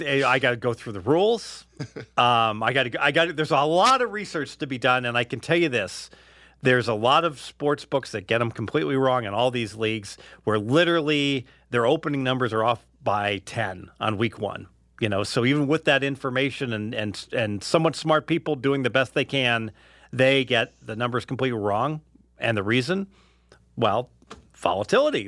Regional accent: Cincinnati, Ohio, United States; now in Henderson, United States; growing up in Cincinnati

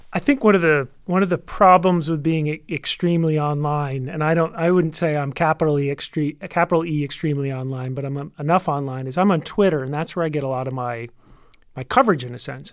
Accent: United States; as an American

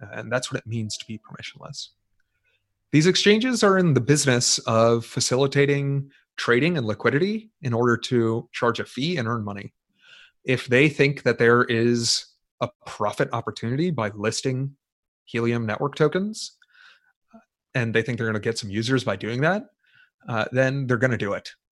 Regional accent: United States; I'm an American. I'm an American citizen

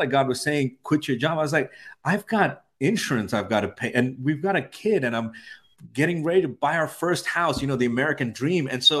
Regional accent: India; also born or lived in Middle East; now in United States; so I'm from India. I spent most of my life in the Middle East, and I moved here in 2004.

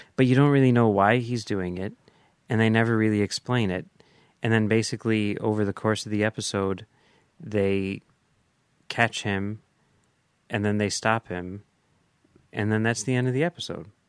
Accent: Chicago, Illinois, United States; as a Chicagoan

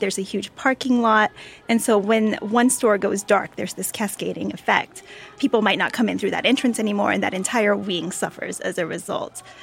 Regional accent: Austin, Texas, United States; I grew up in Austin, Texas

